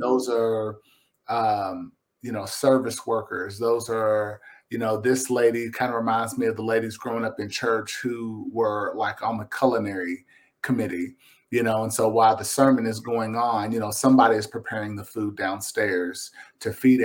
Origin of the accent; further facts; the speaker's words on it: Lexington, Kentucky, United States; now in Versailles, United States; I'm a Kentuckian. I'm a Kentucky boy. I'm from Lexington. I live out uh, in Versailles now